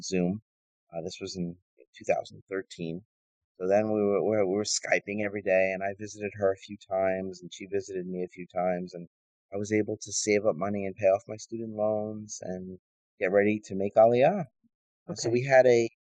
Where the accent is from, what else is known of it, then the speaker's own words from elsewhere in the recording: New York City, New York, United States; moved away as an adult; now in Beersheba, Israel; I grew up in Staten Island, in a mostly, I would say, blue-collar city worker environment